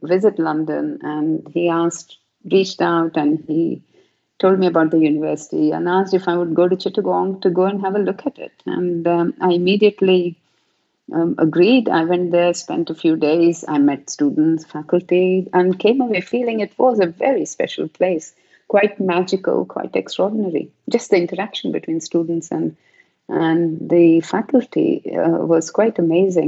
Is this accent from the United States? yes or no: no; South India, India; moved away as an adult; now in United Kingdom; I was raised in a very traditional South Indian culture myself